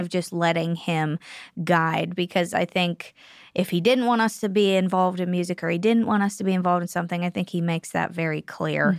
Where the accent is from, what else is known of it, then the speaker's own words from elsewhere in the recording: Pittsburgh, Pennsylvania, United States; moved away as an adult; I'm from Pennsylvania